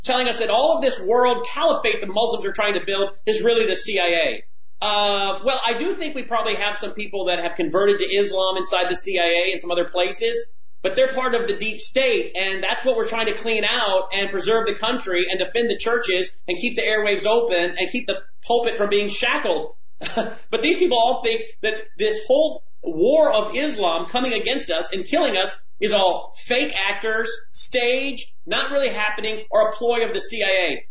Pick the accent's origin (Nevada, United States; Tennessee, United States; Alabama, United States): Tennessee, United States; Memphis; in Memphis here in my hometown